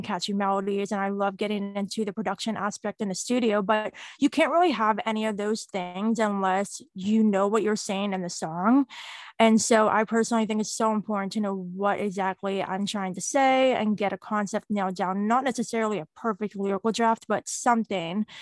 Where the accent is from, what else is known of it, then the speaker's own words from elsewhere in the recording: Pittsburgh, Pennsylvania, United States; I am from Pittsburgh, Pennsylvania.